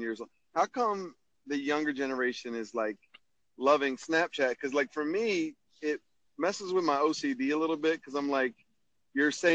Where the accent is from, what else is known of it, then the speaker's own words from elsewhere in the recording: Maryland, United States; I'm from Maryland, United States.